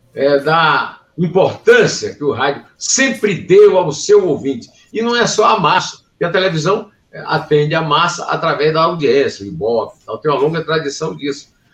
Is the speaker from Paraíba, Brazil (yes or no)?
yes; Uiraúna, Paraíba, Brazil; eu nasci em Iraúna, na verdade, o Rio do Peixe, que era fazenda o rio que não tem peixe, da fazenda do, do meu, meu, meus avós